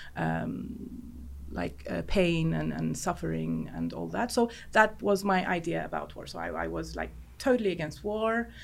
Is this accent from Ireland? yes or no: no; Cyprus; because I was raised in Cyprus. I lived in Cyprus my whole life.